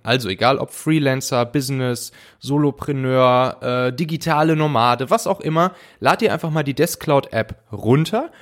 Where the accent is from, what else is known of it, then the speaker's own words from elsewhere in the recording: Rhineland, Germany; in meiner Heimat, dem Rheinland